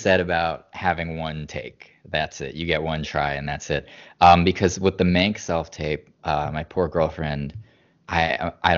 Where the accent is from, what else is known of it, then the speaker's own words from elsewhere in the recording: Boston, Massachusetts, United States; moved away; we're both from the Boston area. So growing up, we were very, history and literature were just a part of our lives every day.